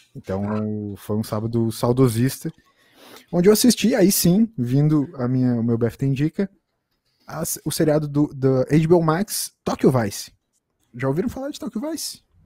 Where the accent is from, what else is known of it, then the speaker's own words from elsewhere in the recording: Brazil; a gente que é brasileiro